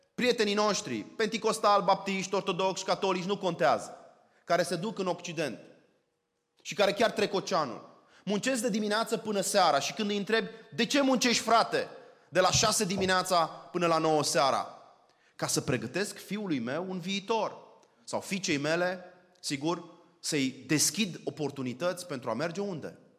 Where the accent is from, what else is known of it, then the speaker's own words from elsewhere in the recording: Arad, Arad County, Romania; moved away; Eu sunt arădean